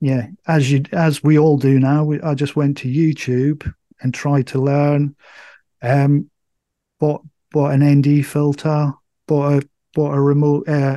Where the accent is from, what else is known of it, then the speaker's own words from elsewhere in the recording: Scotland, United Kingdom; moved away; I'm from Scotland. My folks still live up in Scotland